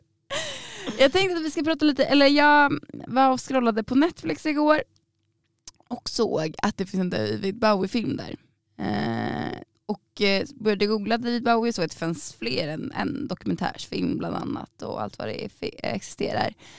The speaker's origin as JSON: {"language": "Swedish", "town": "Solna", "region": "Stockholm County", "country": "Sweden", "moved": "yes", "lives_now": "Umeå, Sweden", "said": "där jag kommer ifrån, eh, i Bergshamra i Stockholm, Solna."}